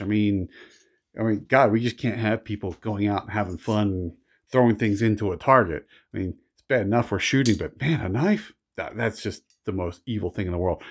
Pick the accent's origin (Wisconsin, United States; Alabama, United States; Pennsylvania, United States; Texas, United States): Pennsylvania, United States; Philadelphia; also born or lived in Washington, D.C. area / Delaware; now in Montana, United States; I grew up outside of Philadelphia